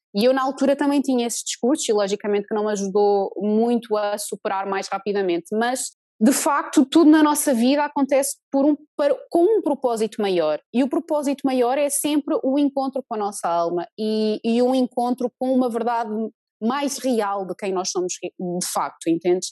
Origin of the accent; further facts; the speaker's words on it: Portugal; moved away as an adult; also born or lived in New Zealand; eu comecei a trabalhar cá em Portugal, mas em 2013 eu e meu marido saímos de Portugal